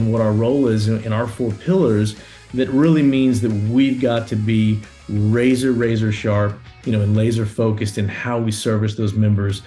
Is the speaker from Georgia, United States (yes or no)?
no; Louisiana, United States; I'm born and raised in Louisiana.